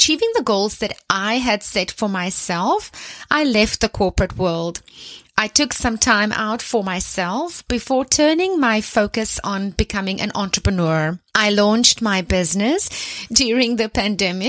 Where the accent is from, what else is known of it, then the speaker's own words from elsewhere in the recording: South Africa; I am South African. I was born in a small town into a big family, and I was raised in a religious home